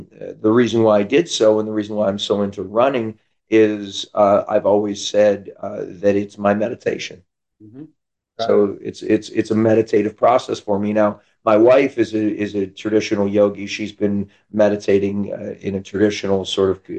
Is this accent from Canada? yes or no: yes; Canada; now in San Diego, United States; I'm from Canada, came down to California